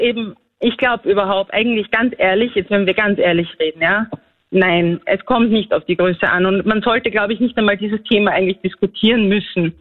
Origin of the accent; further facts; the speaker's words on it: Austria; ich bin ja eigentlich aus Grenz.